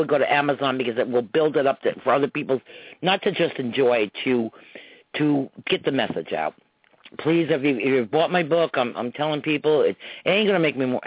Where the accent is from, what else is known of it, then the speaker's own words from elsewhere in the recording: Croton, United States; growing up in Croton back in the 50s and 60s